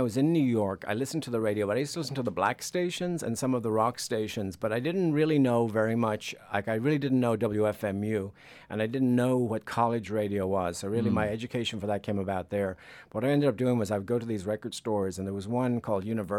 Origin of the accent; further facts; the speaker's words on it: Dublin, Leinster, Ireland; moved away as an adult; also born or lived in San Francisco Bay Area, United States; now in United States; I'm from Ireland.